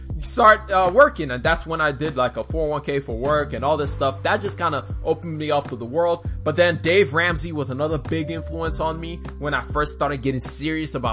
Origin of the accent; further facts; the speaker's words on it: Nigeria; moved away; I am Nigerian.